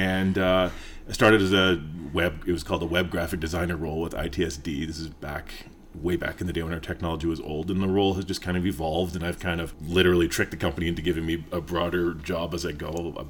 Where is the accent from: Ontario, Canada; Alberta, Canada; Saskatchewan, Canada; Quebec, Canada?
Alberta, Canada; Fort McMurray; also born or lived in British Columbia / Edmonton; now in Calgary, Canada; Well, I grew up all over the place, mostly in BC and Alberta. Really early childhood along the West Coast, kind of middle childhood to early teens, Fort McMurray. Teens to mid-adult age, Edmonton, and then mid-adult age to now, Calgary.